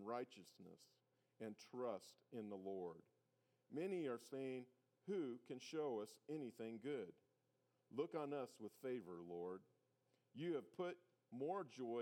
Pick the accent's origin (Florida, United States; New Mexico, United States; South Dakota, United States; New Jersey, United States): South Dakota, United States; moved away; I grew up in South Dakota